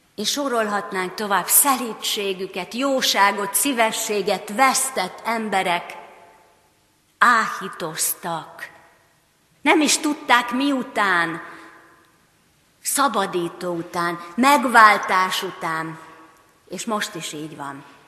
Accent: Hungary; mint magyarok, mint reformátusok

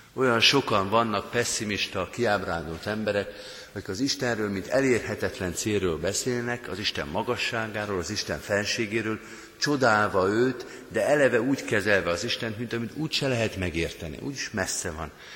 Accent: Hungary; mi magyarként

